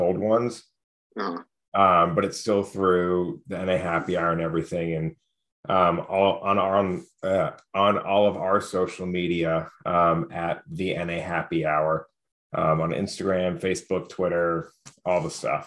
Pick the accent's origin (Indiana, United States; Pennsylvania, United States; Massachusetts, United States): Massachusetts, United States; just outside Boston; I grew up just outside Boston